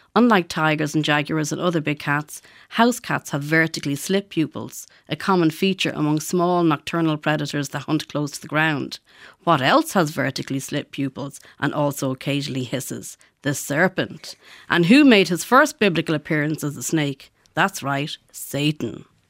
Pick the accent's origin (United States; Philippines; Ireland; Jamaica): Ireland; Ballymun, Leinster; growing up in Ballymun in the 70s